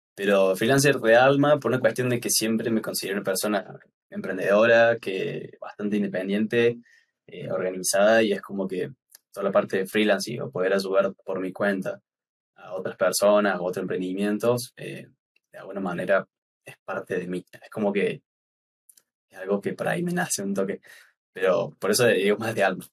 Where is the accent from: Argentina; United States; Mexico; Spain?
Argentina; Córdoba; soy diseñador gráfico de acá de Córdoba, Argentina